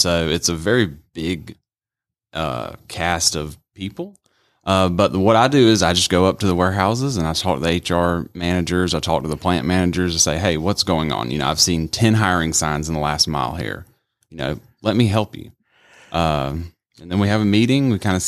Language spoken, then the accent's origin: English; United States; I'm from America, so I know how hot it is.